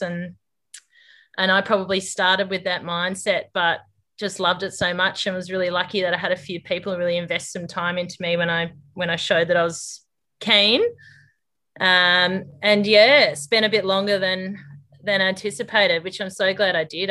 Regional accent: Corindi, New South Wales, Australia; moved away as an adult; also born or lived in Armidale; now in Darwin, Australia; I grew up near Corindi, um, on a mixed farming place there with my parents

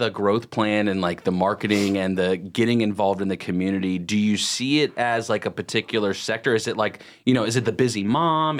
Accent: Lake Norman area, North Carolina, United States; I wasn't born here, but I grew up here in the Lake Norman area, so since I was like a little kid

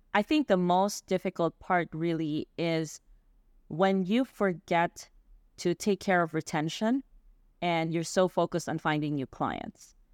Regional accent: Philippines; I grew up in the Philippines

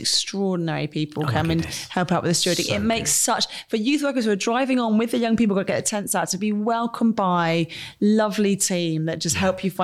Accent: Weston-super-Mare, South West England, United Kingdom; I was born in Weston-super-Mare

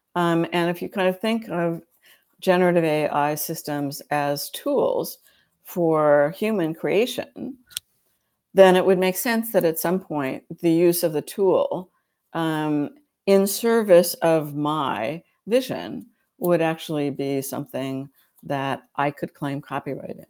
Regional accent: United States; I'm an American

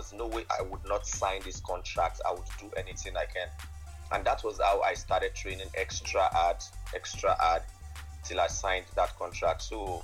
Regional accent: Lagos, Nigeria; I'm from Lagos.

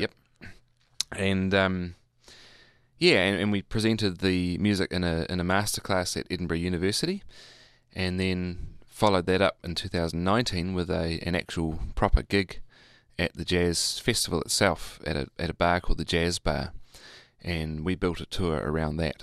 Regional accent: Hamilton, Waikato, New Zealand; I grew up in Hamilton.

